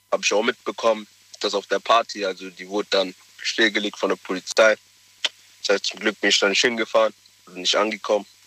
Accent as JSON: {"language": "German", "town": "Stuttgart", "region": "Baden-Württemberg", "country": "Germany", "said": "Aus Stuttgart."}